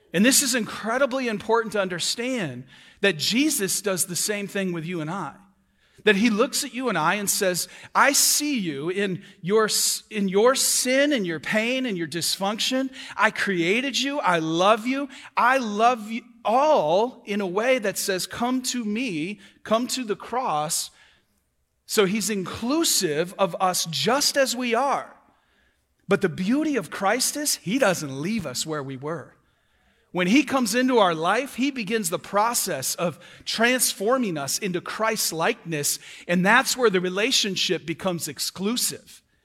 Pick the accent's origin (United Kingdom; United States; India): United States; Michigan; moved away as an adult; now in Florida, United States; I'm from Michigan. I've been here two years.